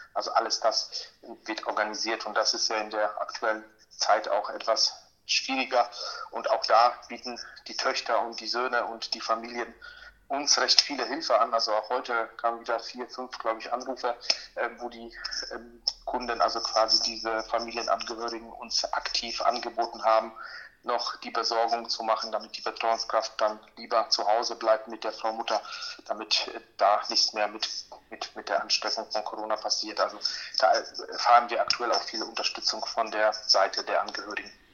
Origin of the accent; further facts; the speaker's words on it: Poland; now in Germany; ich bin auch in Polen geboren